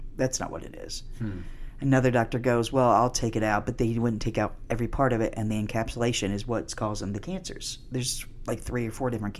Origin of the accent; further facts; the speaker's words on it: Canada; I'm a Canadian.